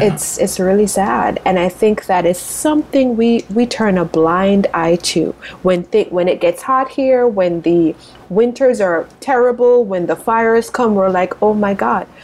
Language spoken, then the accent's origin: English; Spur Tree, Manchester, Jamaica; now in United States; I grew up in rural Jamaica, so a town, a, a city called Manchester, a little town called Spur Tree